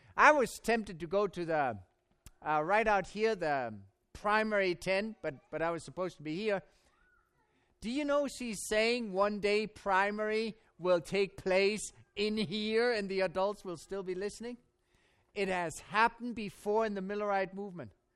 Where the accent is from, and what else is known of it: Germany; born or raised there; accent: German; English is a second language; now in United States